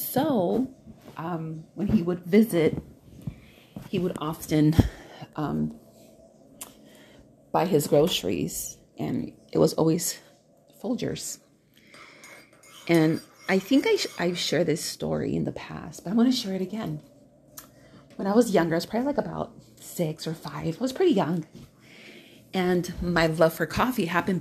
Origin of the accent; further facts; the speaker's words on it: Milwaukee, Wisconsin, United States; now in Southern California, United States; I am from Milwaukee, but I'm a California person by now. You know, I got here in 89.